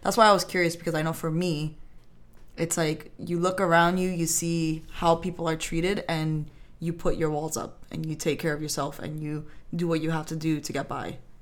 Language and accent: English; New York, United States; I grew up in New York